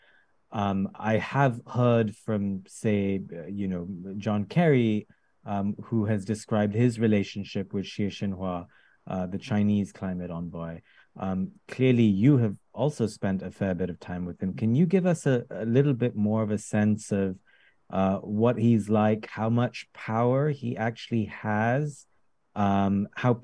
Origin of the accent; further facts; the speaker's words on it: India; I grew up in India